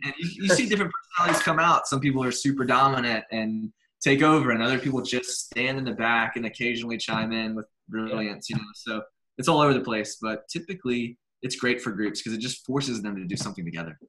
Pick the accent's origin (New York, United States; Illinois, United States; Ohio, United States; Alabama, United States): Alabama, United States; Birmingham; I grew up here in Birmingham, Alabama. I've been here my entire life, 35 years